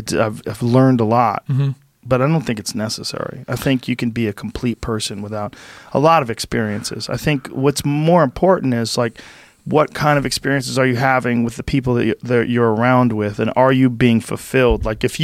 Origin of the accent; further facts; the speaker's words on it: Boston, Massachusetts, United States; because I grew up in New England, and in Boston, everybody worked hard.